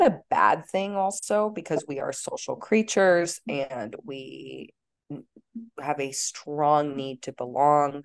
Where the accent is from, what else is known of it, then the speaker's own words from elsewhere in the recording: Los Angeles, California, United States; I grew up in LA, so I grew up around this culture